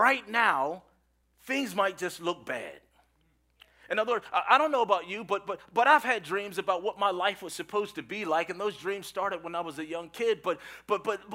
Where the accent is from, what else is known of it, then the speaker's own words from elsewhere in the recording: Philadelphia, Pennsylvania, United States; I'm from Philadelphia